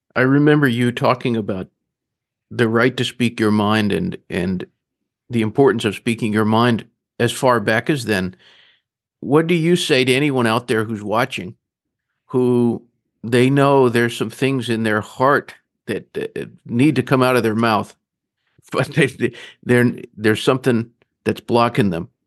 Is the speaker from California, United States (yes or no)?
no; Grand Rapids, Michigan, United States; also born or lived in Northeast Georgia; now in Charleston, United States; I was born in Grand Rapids, Michigan.